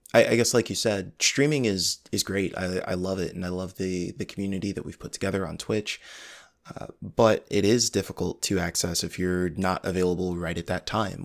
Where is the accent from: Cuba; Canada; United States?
United States; Midwest; I'm from the Midwest